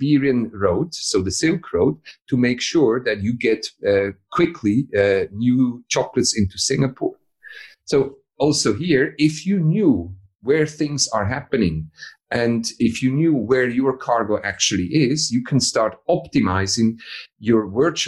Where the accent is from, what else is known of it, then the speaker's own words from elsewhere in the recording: Switzerland; I'm from Switzerland.